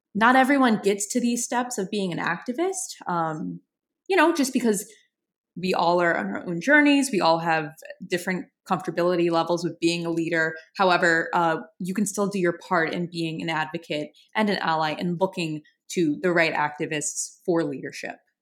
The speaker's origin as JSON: {"language": "English", "town": "New Orleans", "region": "Louisiana", "country": "United States", "said": "I'm from New Orleans. I'm from a very creative city. Have always had a creative kind of upbringing."}